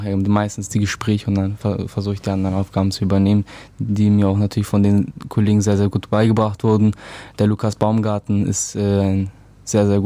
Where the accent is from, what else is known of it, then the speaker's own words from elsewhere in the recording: Bulgaria; Aufgewachsen in Bulgarien.